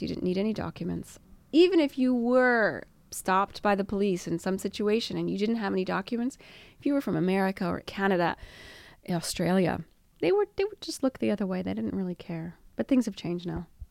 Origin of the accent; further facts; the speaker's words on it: United States; now in Italy; being American